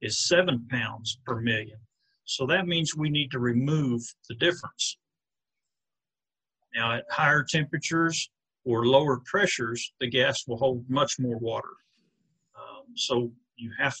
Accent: Thomas, Oklahoma, United States; also born or lived in Kansas / California / Burns Flat, Oklahoma / Cordell, Oklahoma; we grew up in Thomas, okay, Oklahoma

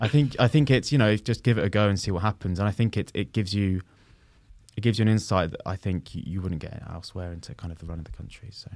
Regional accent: London, United Kingdom; I grew up in West London

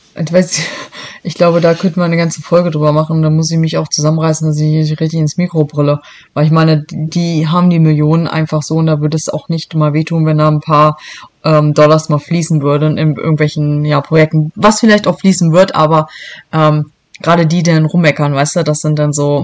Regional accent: Helmstedt district, Lower Saxony, Germany; moved away as an adult; also born or lived in Braunschweig / Hannover; now in Michigan, United States; ursprünglich komme ich aus so einem kleinen Landkreis, der wird dir wahrscheinlich nichts sagen

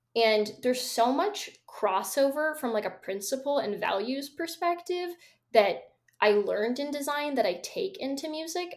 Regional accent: Seattle, Washington, United States; born or raised there

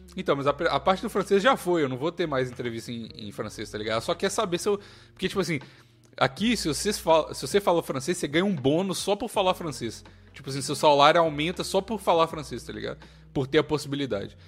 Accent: Brazil; moved away; brasileiro, com um sotaque maluco em inglês

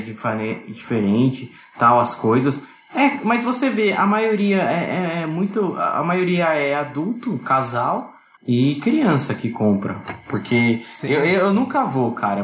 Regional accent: Greater ABC, São Paulo, Brazil; Eu sou do Grande ABC, aqui de São Paulo

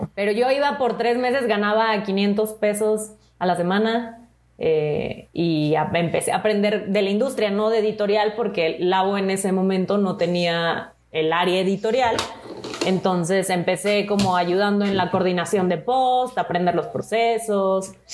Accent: Monterrey, Nuevo León, Mexico; moved away as an adult; now in Mexico City, Mexico; soy de Monterrey. Tengo cuatro años que me mudé aquí a la Ciudad de México

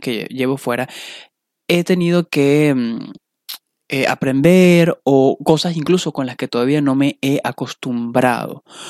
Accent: Valencia, Carabobo, Venezuela; moved away as an adult; also born or lived in Las Vegas, United States; now in Chicago, United States; de Venezuela, de Valencia

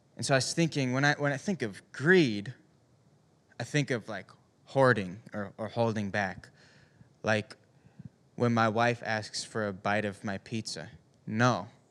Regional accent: Upper Peninsula of Michigan, United States; I grew up in Upper Michigan. And up in the U P

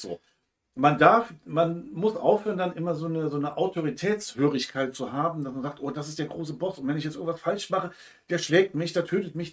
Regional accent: Hamburg, Germany; Bei uns in Hamburg

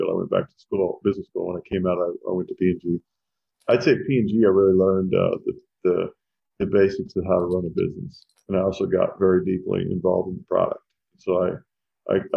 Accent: Owensboro, Kentucky, United States; moved away; also born or lived in New Jersey; I was born in New Jersey. I grew up in Kentucky

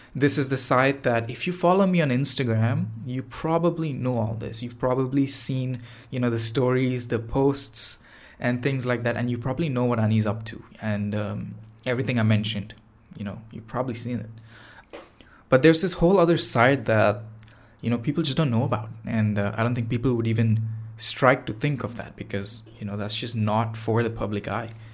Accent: Chennai, Tamil Nadu, India; now in Toronto, Canada; Chennai, uh, which is, uh, the city that I'm from, uh, back in India. That was, that's like my hometown.

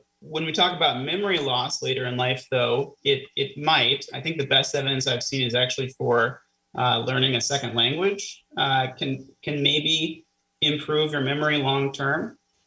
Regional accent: Kansas City, Missouri, United States; also born or lived in Florida / Cincinnati, Ohio; now in Erie, United States; I grew up in Kansas City

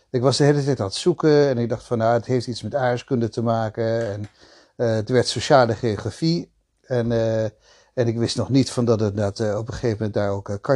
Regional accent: Belgium; also born or lived in The Hague, Netherlands / Italy / Switzerland; ik ben ehm, ehm, geboren in Den Haag. Maar

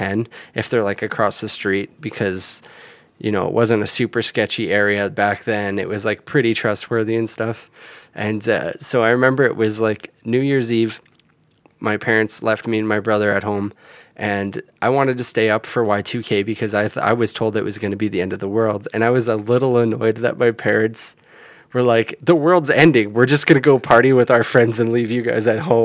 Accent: Canada; we grew up in Canada

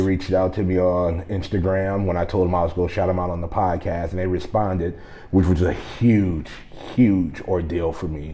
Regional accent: Gary, Indiana, United States; grew up in Gary, Indiana

